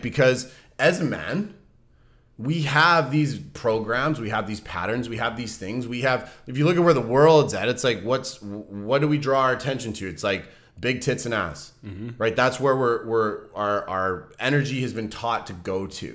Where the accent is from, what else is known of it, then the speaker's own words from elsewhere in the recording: Vancouver, British Columbia, Canada; moved away; my hometown with, with people in Vancouver